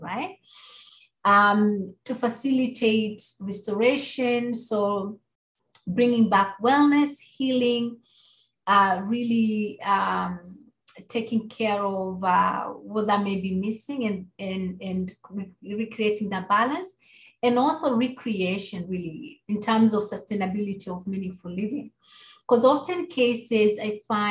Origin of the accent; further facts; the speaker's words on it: Kenya; moved away; growing up in Kenya and being exposed to Indigenous wisdom and religions